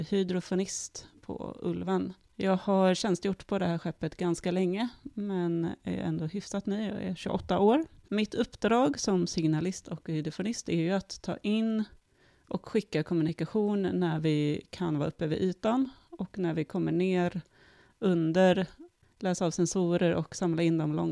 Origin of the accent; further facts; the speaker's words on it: Sweden; Mitt dubbla, inte medborgarskap, för jag är ju svensk, men min dubbla känsla för den nationalitet jag har gör att jag inte riktigt känner att jag passar in någonstans